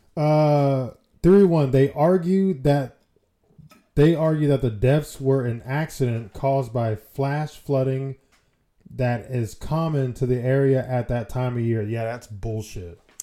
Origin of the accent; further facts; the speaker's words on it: United States; we're American